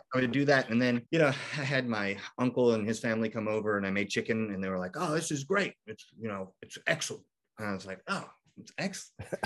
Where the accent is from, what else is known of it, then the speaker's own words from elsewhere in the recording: Kentucky, United States; also born or lived in Michigan; I grew up in Kentucky, so we moved back